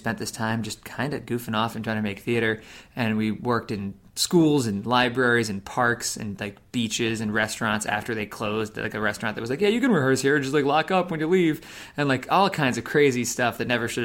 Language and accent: English; South Kingstown, Rhode Island, United States; I came back to my hometown, which is a small town, Wakefield, or South Kingstown, Rhode Island.